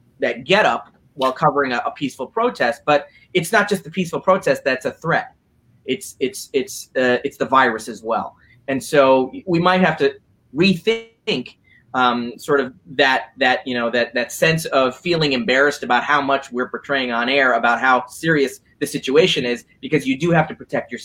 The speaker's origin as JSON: {"language": "English", "town": "Skokie", "region": "Illinois", "country": "United States", "tie": "born or raised there", "said": "I was born in Skokie"}